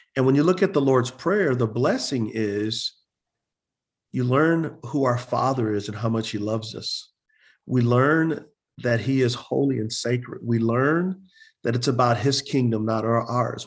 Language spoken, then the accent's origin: English; San Antonio, Texas, United States; moved away as an adult; also born or lived in Utah; I'm originally from San Antonio, Texas